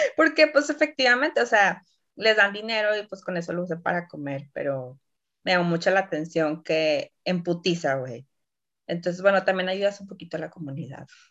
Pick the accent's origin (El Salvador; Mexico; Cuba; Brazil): Mexico; now in Poland; como buena mexicana